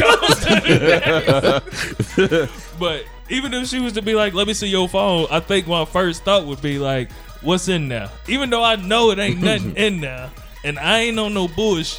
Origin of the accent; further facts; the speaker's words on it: Gary, Indiana, United States; I'm from Gary